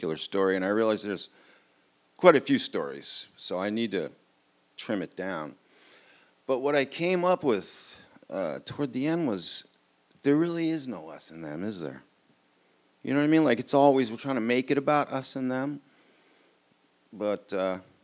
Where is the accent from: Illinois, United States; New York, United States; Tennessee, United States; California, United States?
New York, United States; New York City; I grew up on the Upper East Side of Manhattan